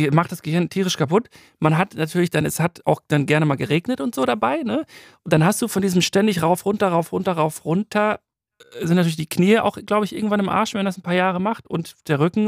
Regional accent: Waltrop, North Rhine-Westphalia, Germany; in Waltrop, wo ich herkomme

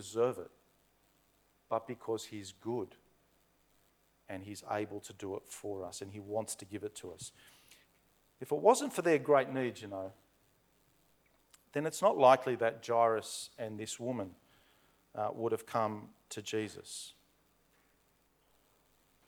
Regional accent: Blacktown, New South Wales, Australia; growing up in Blacktown

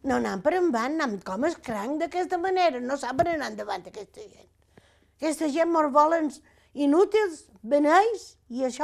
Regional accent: Capdepera, Balearic Islands, Spain; born there; i vaig néixer, a Cap de Pere, jo.

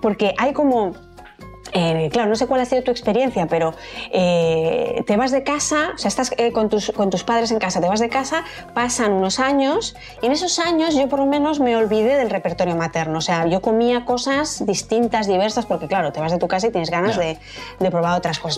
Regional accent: Madrid, Community of Madrid, Spain; Yo es que soy madrileña

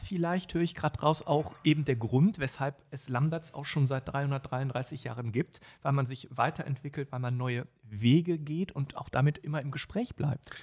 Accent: Düsseldorf, North Rhine-Westphalia, Germany; meiner Heimatstadt Düsseldorf

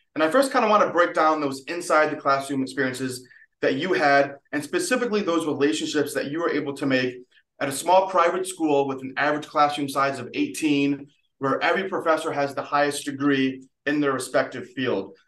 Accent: Utica, New York, United States; I was from Utica

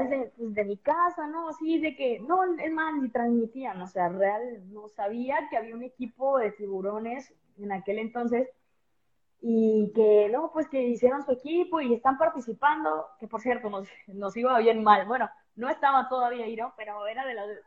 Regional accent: Veracruz, Mexico; Yo soy del puerto de Veracruz

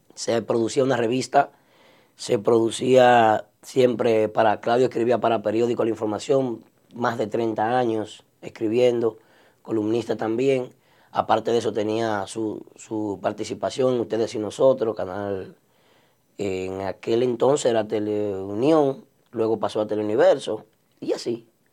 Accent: Santiago de los Caballeros, Santiago, Dominican Republic; now in New York, United States; me mudé para la zona de la Yapurumía y zona sur de Santiago

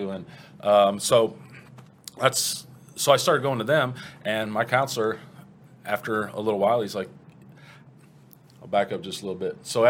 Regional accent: Cleveland, Ohio, United States; born there; and I was born in Cleveland.

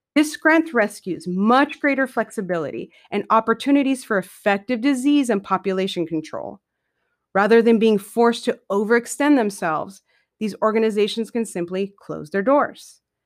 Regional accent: San Diego, California, United States; moved away as an adult; I'm a California native born and raised in San Diego for the first twenty-five years of my life

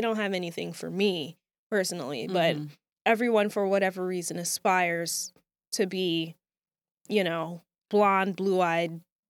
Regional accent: Jamaica; You know, as a Jamaican myself, I'm very familiar with the dancehall culture.

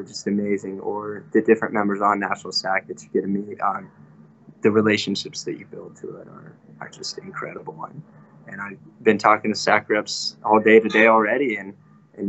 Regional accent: Lincoln, Nebraska, United States; growing up, I grew up here in Lincoln, Nebraska

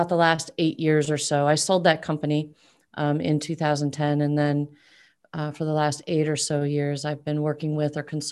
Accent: Omaha, Nebraska, United States; I'm from Omaha, Nebraska.

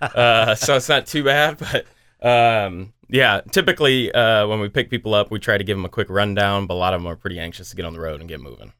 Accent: United States; now in Des Moines, United States; I'm from the Quad Cities

